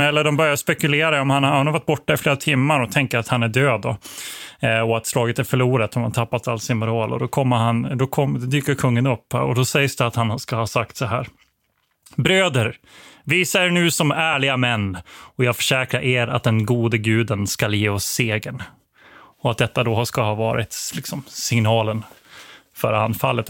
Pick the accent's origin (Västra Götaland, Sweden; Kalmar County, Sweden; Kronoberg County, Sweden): Kronoberg County, Sweden; Växjö; also born or lived in Blekinge; som uppvuxen i det här området, jag är född i Växjö eh, och spenderat mycket tid i Blekinge